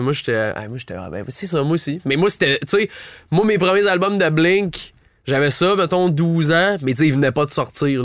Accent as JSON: {"language": "French", "town": "Ottawa", "region": "Ontario", "country": "Canada", "said": "je viens d'Ottawa"}